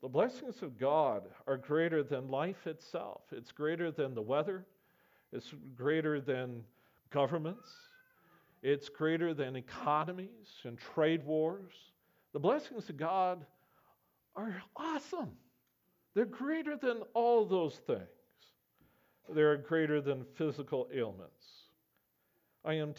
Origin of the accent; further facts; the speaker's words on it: Camrose, Alberta, Canada; I grew up amongst farmers in Camrose, Alberta.